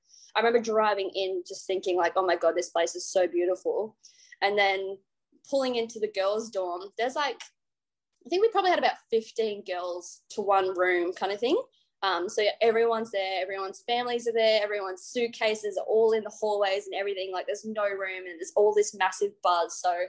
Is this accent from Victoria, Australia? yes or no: no; Trangie, New South Wales, Australia; Yeah, well, so we are on a farm about 25 k's out of town of Trangie, just a little block doing mostly crops. We had some stocks, we had sheep and cattle, but I loved growing up on the farm.